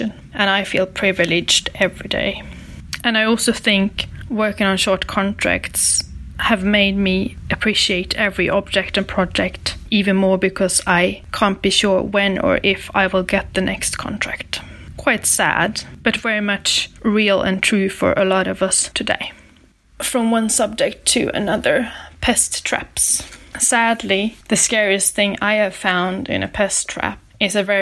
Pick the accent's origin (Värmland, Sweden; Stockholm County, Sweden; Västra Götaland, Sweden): Värmland, Sweden; Lysvik; moved away as an adult; now in Oslo, Norway; I'm originally from Sweden, from a small village called Lysvik